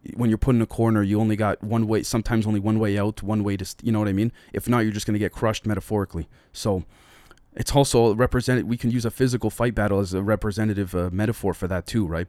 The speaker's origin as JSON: {"language": "English", "country": "Canada", "said": "I'm a Canadian citizen"}